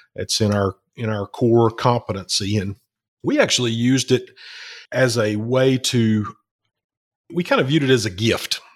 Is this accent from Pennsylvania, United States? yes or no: no; Alabama, United States; Alabama, which is where I'm